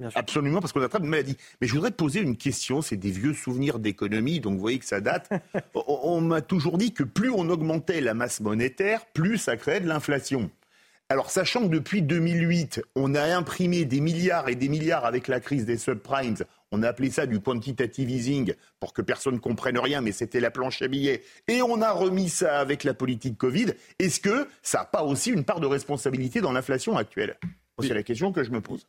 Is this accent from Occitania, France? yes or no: yes; Toulouse, Occitania, France; chez moi à Toulouse